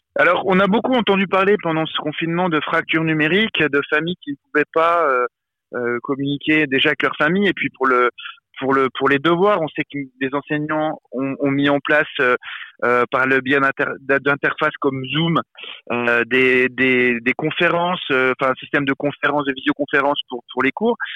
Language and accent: French; Besançon, Bourgogne-Franche-Comté, France; Moi j'ai grandi à Besançon, une ville dans l'est de la France, pas très loin de la Suisse, en dessous de Dijon